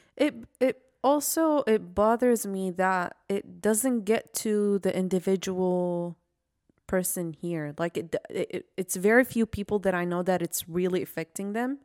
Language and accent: English; Iraq; moved away; I'm from Iraq